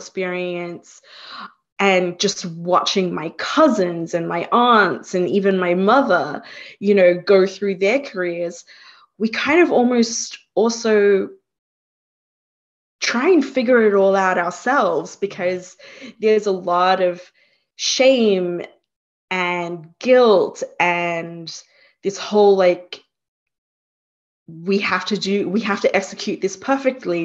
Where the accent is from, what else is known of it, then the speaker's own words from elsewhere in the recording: Australia; moved away as an adult; also born or lived in Singapore; now in Hudson Valley, United States; I was born in Singapore myself, and we migrated to Australia when I was 2